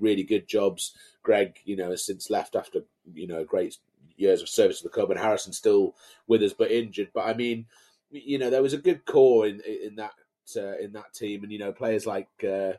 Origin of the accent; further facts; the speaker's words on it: Brampton, North West England, United Kingdom; moved away as an adult; also born or lived in Carlisle; now in Cambridge, United Kingdom; Born and raised in Carlisle, first 20 years of my life, in Brampton, actually, just east of Carlisle